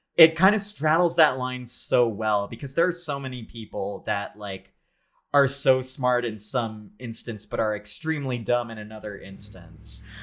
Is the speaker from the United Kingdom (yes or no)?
no; Philippines; as a Filipino person